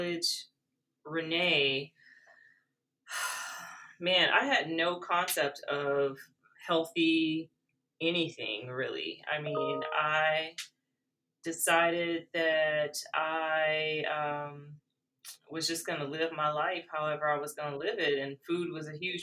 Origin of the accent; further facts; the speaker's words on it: South Louisiana, United States; growing up in South Louisiana